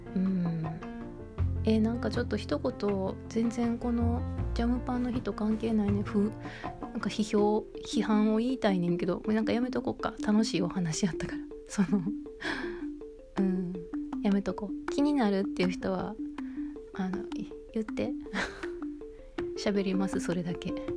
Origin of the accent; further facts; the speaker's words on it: Kansai, Japan; moved away; 私は京都人じゃないんですけど、まあ、北海道に来てる関西人